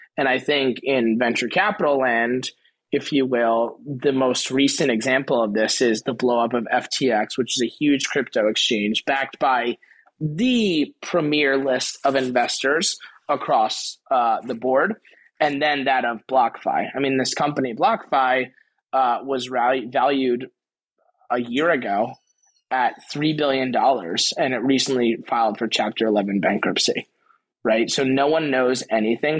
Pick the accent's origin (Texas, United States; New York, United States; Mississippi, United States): New York, United States; Garden City; also born or lived in Queens, New York; born in Queens, raised in Long Island